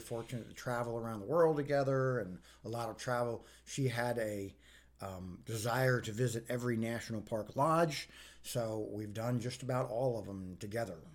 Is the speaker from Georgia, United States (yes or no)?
no; Arlington, Virginia, United States; growing up in Arlington, Virginia